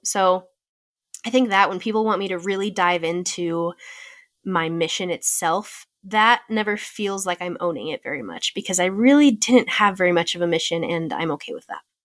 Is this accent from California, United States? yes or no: yes; California, United States; another option to serve in California close to my hometown